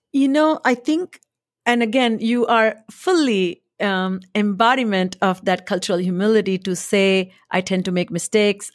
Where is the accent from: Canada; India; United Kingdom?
India; moved away as an adult; also born or lived in Boston; now in United States; I come from India.